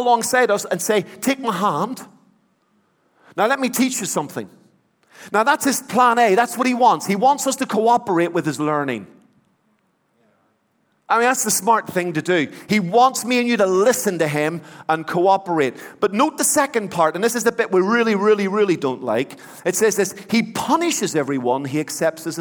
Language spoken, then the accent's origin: English; Belfast, Northern Ireland, United Kingdom; When I was a boy, I grew up in the Troubles in Belfast.